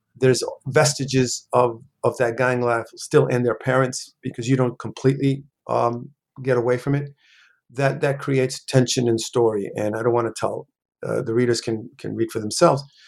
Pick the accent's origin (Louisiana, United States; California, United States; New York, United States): New York, United States; New York City; also born or lived in Puerto Rico; I pretty much uh, grew up in New York City, in the South Bronx specifically